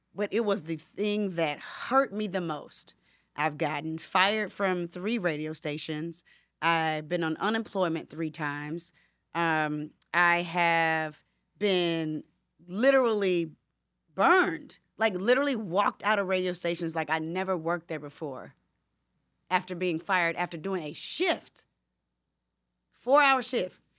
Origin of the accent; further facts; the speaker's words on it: Decatur, Georgia, United States; also born or lived in Atlanta; I'm a girl from Decatur, Georgia, from Southwest DeKalb High School